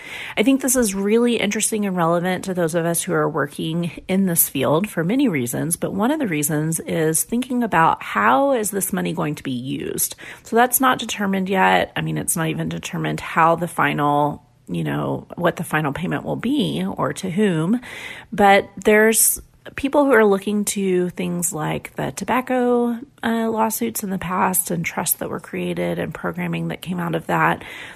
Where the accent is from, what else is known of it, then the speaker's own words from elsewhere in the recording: Oklahoma, United States; I wanted to update you on it because it's relevant here in my home state in Oklahoma.